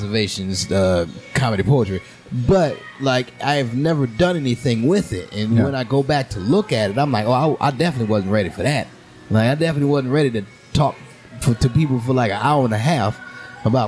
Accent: New Orleans, Louisiana, United States; growing up in New Orleans

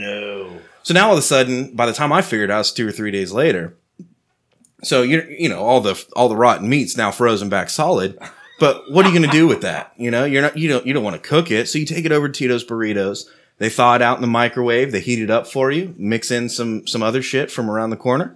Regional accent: Texas, United States; I'm a Texan

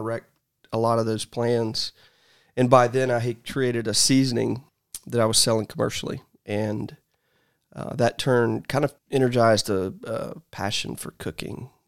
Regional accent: Columbus, Georgia, United States; I was born in Columbus, Georgia.

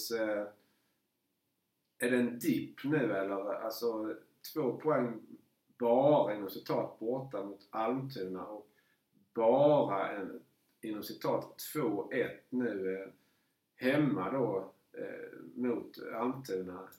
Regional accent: Småland, Sweden; mitt småländska hjärta där, som sagt, jag har ju varit

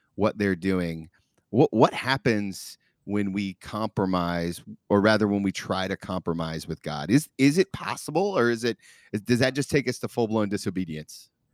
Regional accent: Dayton, Ohio, United States; born in my hometown, where I'm recording from right now, downtown Dayton, Ohio

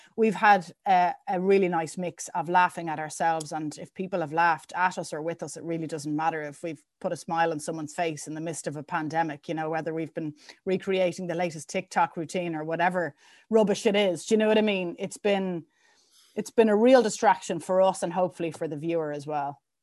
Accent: Dublin, Leinster, Ireland; I grew up in Temple Oak

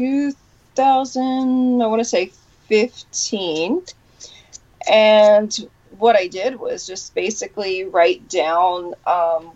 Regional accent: Detroit, Michigan, United States; moved away; also born or lived in Knoxville; originally Detroit, Michigan, Knoxville

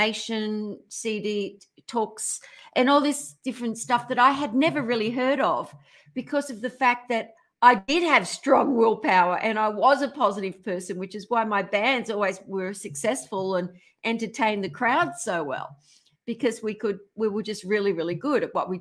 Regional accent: Australia; now in California, United States; I'm Australian

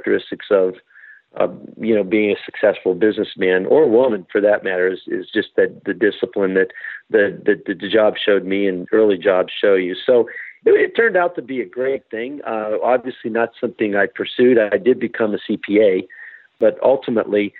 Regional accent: Pittsburgh, Pennsylvania, United States; now in Denver, United States; I grew up in Pittsburgh, Pennsylvania

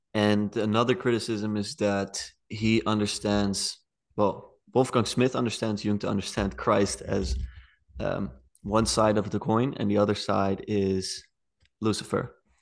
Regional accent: The Hague, South Holland, Netherlands; I'm from The Hague, it's the best city.

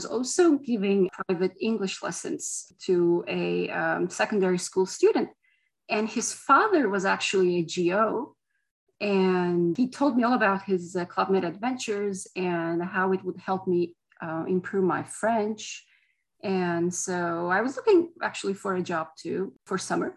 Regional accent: Turkey; now in Montreal, Canada; I am originally from Turkey and now live in Montreal.

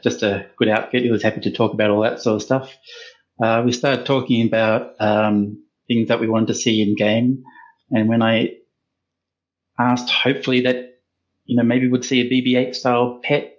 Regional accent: Australia; accent: Australian; I'm an Australian myself

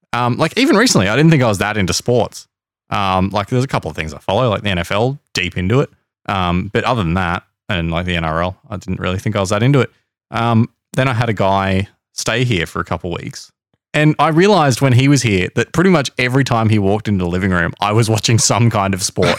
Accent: Australia; I am Australian

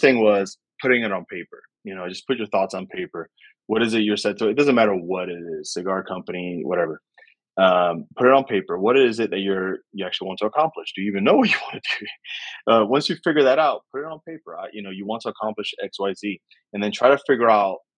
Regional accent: New York City, New York, United States; I grew up in New York City

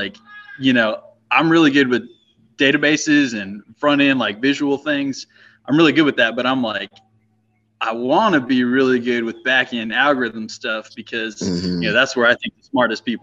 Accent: Crestview, Florida, United States; growing up in Little Crestview

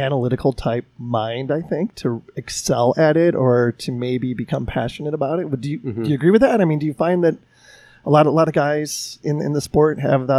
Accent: Chicago, Illinois, United States; I'm from Chicago.

